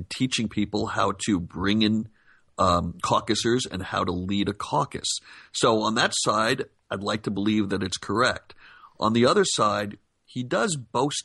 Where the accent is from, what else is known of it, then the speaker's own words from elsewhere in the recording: Los Angeles, California, United States; I'm from Los Angeles